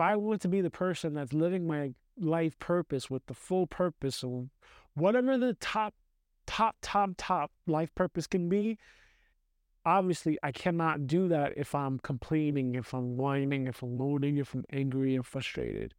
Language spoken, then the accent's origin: English; New York City, New York, United States; moved away as an adult; now in Austria; I grew up in New York City